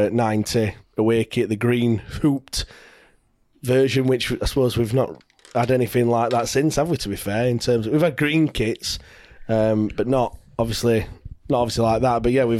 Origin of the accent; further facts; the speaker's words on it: Leicester, East Midlands, United Kingdom; so I come from Leicester. So we're not Plymouth fans